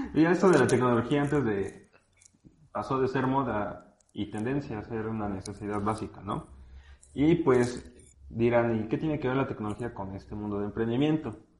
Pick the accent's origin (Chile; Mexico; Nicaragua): Mexico; aquí en México, porque pues bueno, de aquí somos